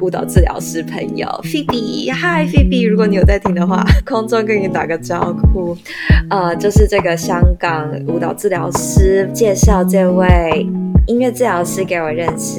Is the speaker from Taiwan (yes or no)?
yes; Taiwan; 我们是台湾人